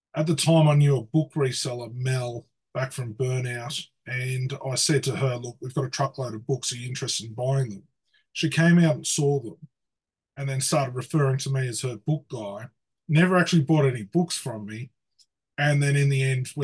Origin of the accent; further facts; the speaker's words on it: hometown a couple of hours from Sydney, New South Wales, Australia; Sydney, which is a couple of hours from where I live